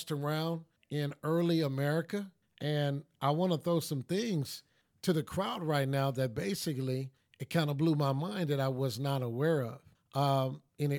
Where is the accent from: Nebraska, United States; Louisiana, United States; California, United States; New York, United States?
California, United States; Los Angeles; also born or lived in North Tulsa, Oklahoma; where I grew up in Watts and also grew up in North Tulsa